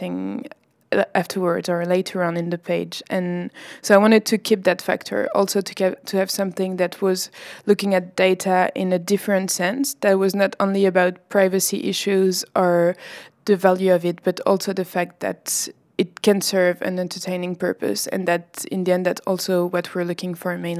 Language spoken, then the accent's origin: English; France; I come from France